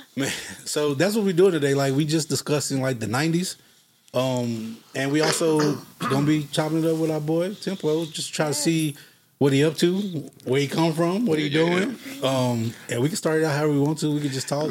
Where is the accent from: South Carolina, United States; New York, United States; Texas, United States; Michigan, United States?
Texas, United States; Fort Worth; also born or lived in Dallas, Texas; I'm from Fort Worth, Texas